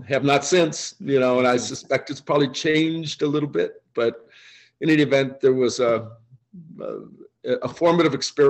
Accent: Oakland, California, United States; born there; also born or lived in Boston / Kansas / Michigan / Illinois; Complicated story. University of Michigan in college, born in Oakland, California. My dad was an odd combination of a naval officer and a Pacific Islands anthropologist. So I bounced around, Boston, Kansas, California, Michigan, Illinois

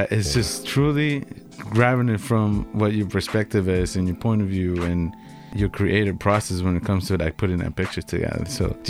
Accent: El Salvador; moved away as an adult; also born or lived in Alaska, United States; now in Boston, United States; Long story short, I was born in El Salvador. Then I moved to the U.S. when I was 18. Uh-huh. My home state was it was Alaska. I joined the military and traveled a little bit to Asia.

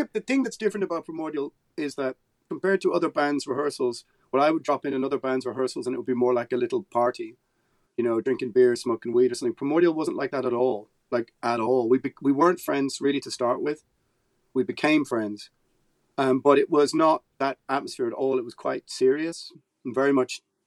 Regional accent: Ireland; being Irish

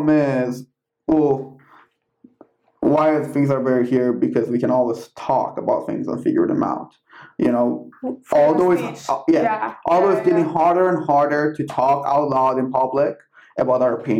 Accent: Iran

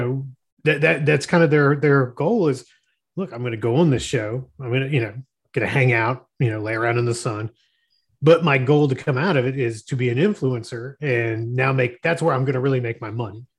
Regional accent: Florida, United States; I grew up in Florida

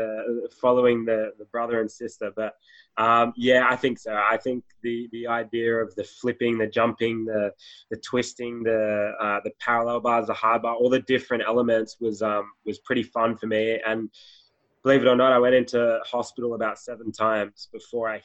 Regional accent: Sydney, New South Wales, Australia; Born and raised in Sydney, Australia

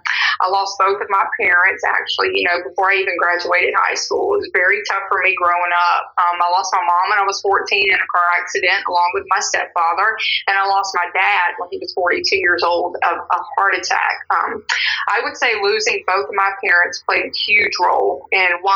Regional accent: Louisiana, United States; now in Forney, United States; I was born in Louisiana, but now I'm a Texas resident. I've been in Texas for 15 years now

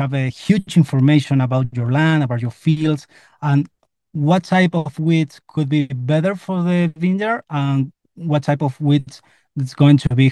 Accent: Tupungato, Mendoza, Argentina; including myself, we are from Chupungato, that is a region inside Uco Valley

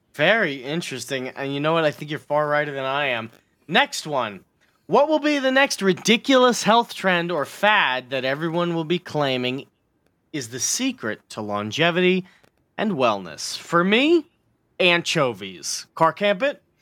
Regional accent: United States; I live in it

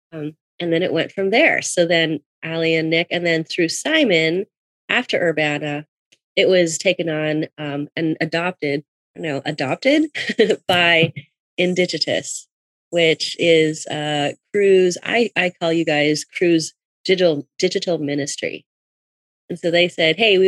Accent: Canada; I'm living in Toronto. I'm from Canada.

